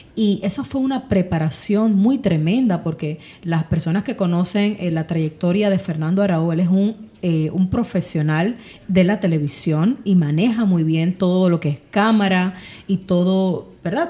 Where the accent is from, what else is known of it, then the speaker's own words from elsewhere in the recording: Ponce, Puerto Rico; moved away as an adult; now in United States; nací en Ponce, Puerto Rico. Em, y llevo aquí en Estados Unidos ya 23 años residiendo.